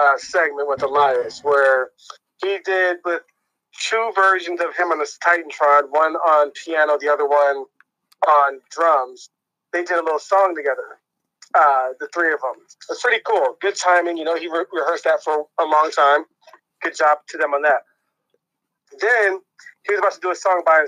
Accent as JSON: {"language": "English", "region": "New York", "country": "United States", "said": "I'm from New York"}